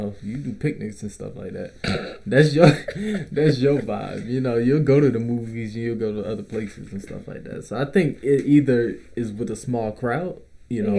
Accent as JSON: {"language": "English", "area": "Clayton County, south Atlanta", "region": "Georgia", "country": "United States", "said": "I'm from the Clay Cole, south"}